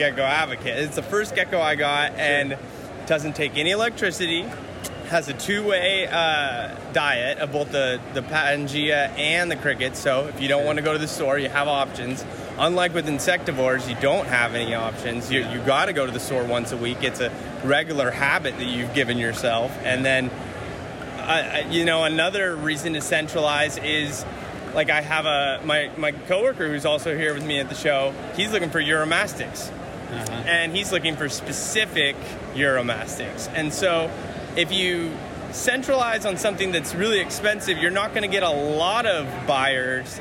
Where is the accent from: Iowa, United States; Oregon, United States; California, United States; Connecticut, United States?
California, United States; Northern; I'm from Northern California